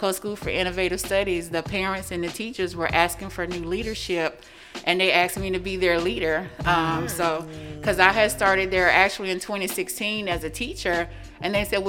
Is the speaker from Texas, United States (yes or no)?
no; Mississippi Delta, United States; now in Sarasota, United States; I'm from the Mississippi Delta. Very, very poor part of Mississippi. Grew up very poor.